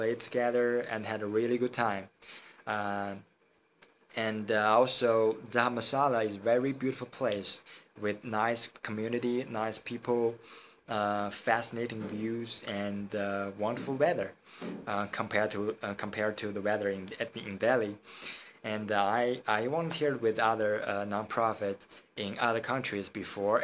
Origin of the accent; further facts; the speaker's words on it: China; I come from China